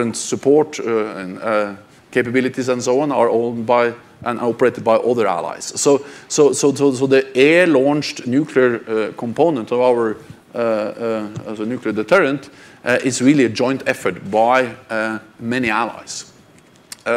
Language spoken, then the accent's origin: English; Norway; I'm from Norway, and Norway is a beautiful country.